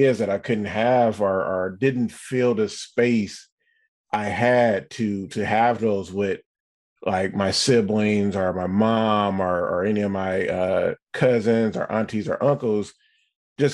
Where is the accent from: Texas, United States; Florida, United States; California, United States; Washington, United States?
California, United States; the Bay Area; I'm from the Bay Area.